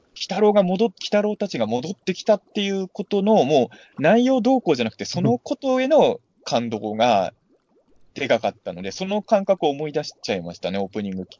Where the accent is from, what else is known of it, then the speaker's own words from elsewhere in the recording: Ibaraki, Japan; まあ、俺は茨城の人間じゃないですか